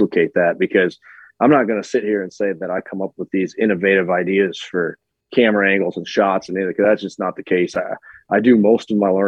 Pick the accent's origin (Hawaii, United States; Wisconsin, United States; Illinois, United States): Wisconsin, United States; Iola; I started off in a little town called Iola, Wisconsin, central Wisconsin, north central